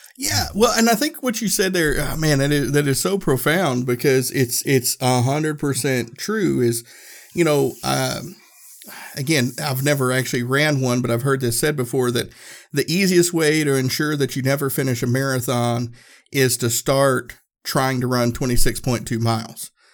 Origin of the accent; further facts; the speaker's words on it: Tennessee, United States; I grew up in Tennessee